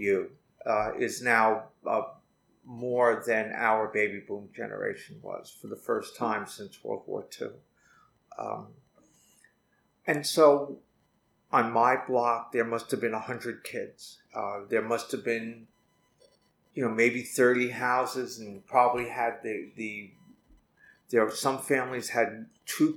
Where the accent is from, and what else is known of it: Hicksville, New York, United States; born or raised there; also born or lived in Manhattan, New York